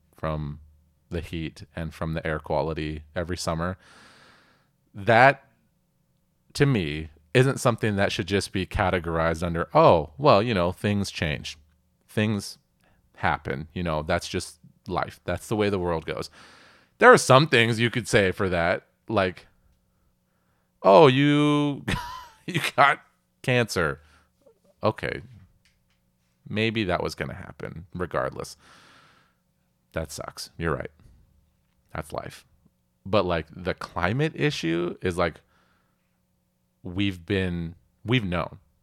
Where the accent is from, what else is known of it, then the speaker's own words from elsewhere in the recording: Puget Sound, Pacific Northwest, Washington, United States; I grew up here in the Pacific Northwest. I grew up in Puget Sound